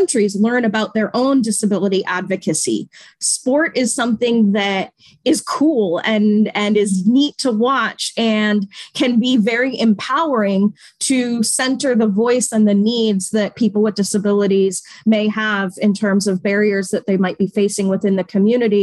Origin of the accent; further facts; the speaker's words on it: Natick, Massachusetts, United States; moved away; So I grew up in Natick, Massachusetts, which is 20 minutes west of Boston